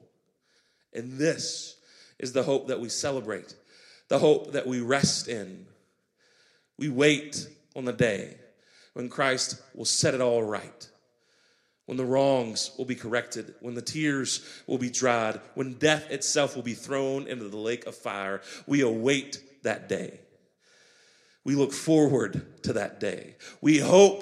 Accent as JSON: {"language": "English", "country": "United States", "also_born_or_lived": "Grandview", "said": "The patriotism that we feel as an American"}